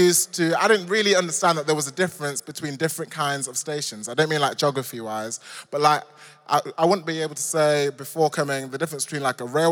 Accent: Nottingham, East Midlands, United Kingdom; moved away as an adult; now in London, United Kingdom; I grew up in the Midlands in a place called Nottingham, Robin Hood country.

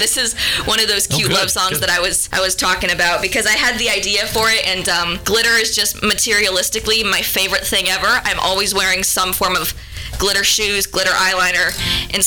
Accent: Seattle, Washington, United States; now in Nashville, United States; I'm originally from Seattle

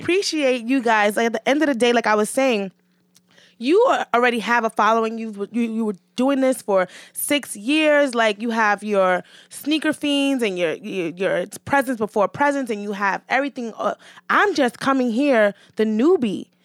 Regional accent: New York City, New York, United States; I grew up in Hell's Kitchen

